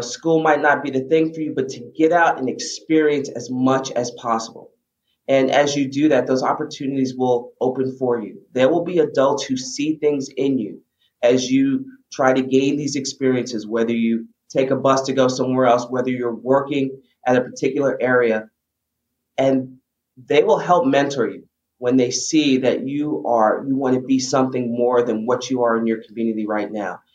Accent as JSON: {"language": "English", "town": "New York City", "region": "New York", "country": "United States", "tie": "born or raised there", "said": "I grew up in the Bronx"}